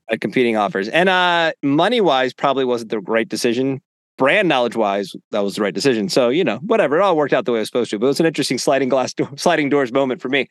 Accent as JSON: {"language": "English", "region": "Northeast", "country": "United States", "tie": "born or raised there", "moved": "yes", "said": "growing up in the Northeast"}